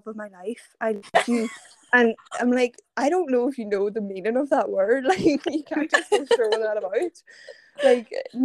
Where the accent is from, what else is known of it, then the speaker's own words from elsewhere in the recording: Ireland; also born or lived in Verona; I am from Ireland